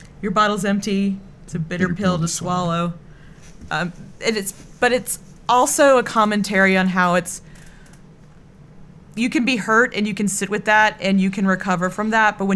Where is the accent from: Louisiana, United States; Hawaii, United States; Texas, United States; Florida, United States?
Texas, United States; accent: Texan; my Texan accent